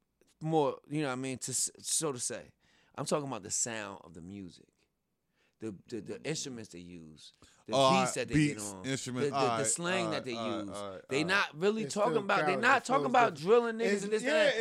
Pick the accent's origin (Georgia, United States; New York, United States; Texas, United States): New York, United States; also born or lived in New Jersey; I'm super East Coast, B. I'm East Coast. I'm New York, New Jersey. I was born and raised on Hot 97, bro.